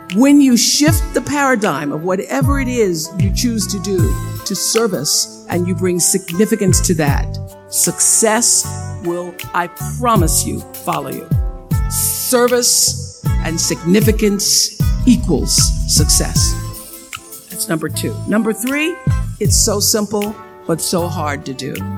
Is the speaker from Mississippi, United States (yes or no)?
yes; Mississippi, United States; since I was a little girl growing up in Mississippi, being raised on a tiny little acre farm with my grandmother